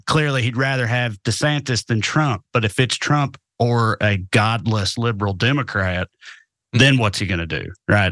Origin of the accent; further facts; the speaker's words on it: the South, United States; also born or lived in Cookeville, Tennessee; as a Southerner